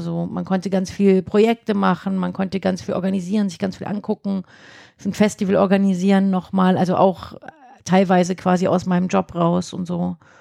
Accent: Thuringia, Germany; also born or lived in Erfurt; now in Würzburg, Germany; ich komme aus Würzburg, aber ich komme eigentlich gar nicht aus Würzburg. Aha. Ja, ich komme aus Thüringen

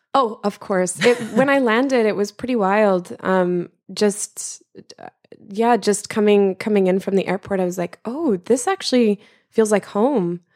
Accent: Regina, Saskatchewan, Canada; moved away; I'm originally from the middle of Canada, the prairies, as we call it, um, and it's the capital of the province Saskatchewan, and it's called Regina.

